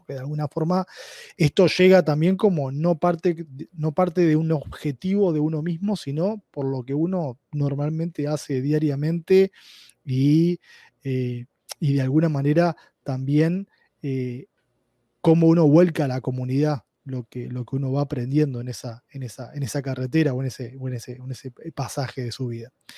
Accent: Uruguay; accent: Uruguayan Spanish; moved away as an adult; now in Bellevue, United States; mi español un poco extraño es de Uruguay, es, eh, soy de Uruguay. Eh, estuve en Uruguay eh, viviendo hasta, hasta hace un año y medio

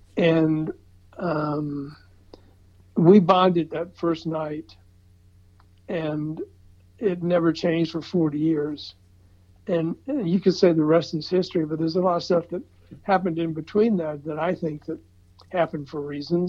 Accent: the South, United States; And I'm from the South, and he's from the South.

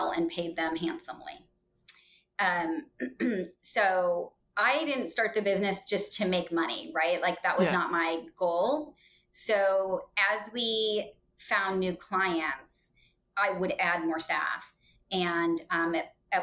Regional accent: Chicago, Illinois, United States; moved away as an adult; now in Indianapolis, United States; I was raised in the Chicagoland area

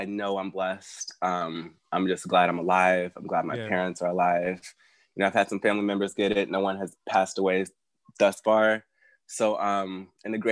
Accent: St. Louis, Missouri, United States; moved away; also born or lived in Arkansas; Moved to St. Louis when I was six

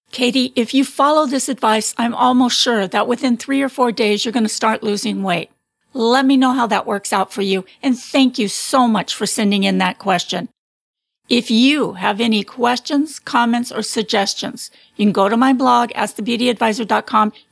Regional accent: Canada; moved away as an adult; now in Massachusetts, United States; I am Canadian and I go to university in the States at Babson College.

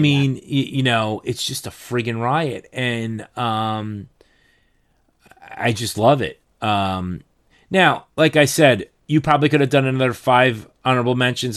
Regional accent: New Jersey, United States

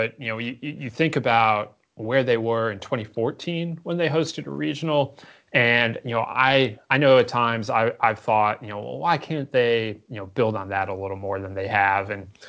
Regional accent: Midwest, United States; as a Midwesterner

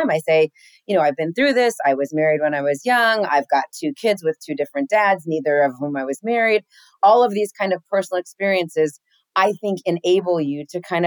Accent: Los Angeles, California, United States; first language English; I'm from here. My folks are from here

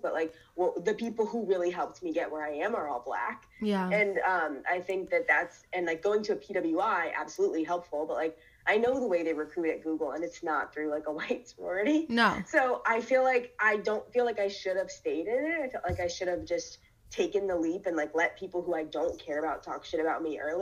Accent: Ferguson, Missouri, United States; I grew up in Ferguson

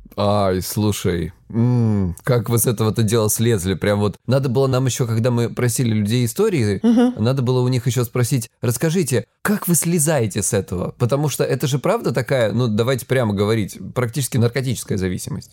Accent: Krasnodar Krai, Russia; я с Кубани

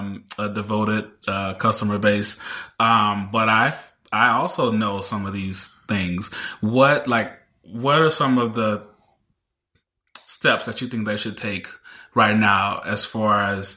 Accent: Mississippi, United States; I didn't come from a wealthy family. You know, I grew up in Mississippi.

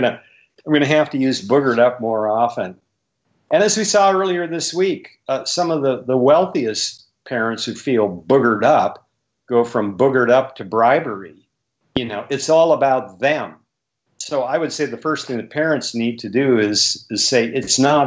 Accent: Bismarck, North Dakota, United States; I grew up in Bismarck, North Dakota

